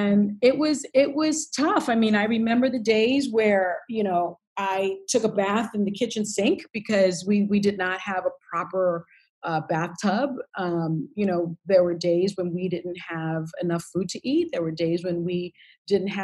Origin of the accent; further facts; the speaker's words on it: New York City, New York, United States; I grew up in the South Bronx in public housing